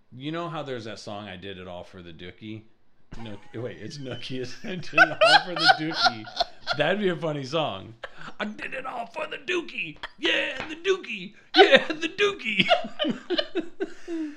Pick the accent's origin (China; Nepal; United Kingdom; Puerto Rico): China; now in United States; I was born in China